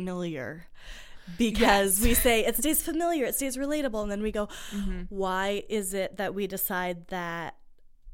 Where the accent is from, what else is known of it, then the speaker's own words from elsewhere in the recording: Canada; We're Canadian